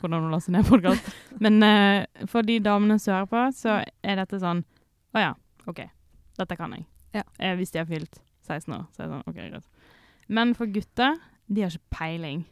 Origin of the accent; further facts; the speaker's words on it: Sotra, Vestland, Norway; jeg er fra Sotra.